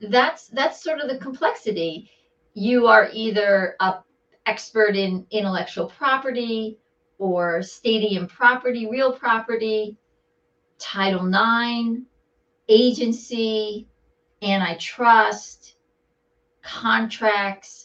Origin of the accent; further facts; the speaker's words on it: Bergen County, New Jersey, United States; also born or lived in New York City; I'm a true Jersey girl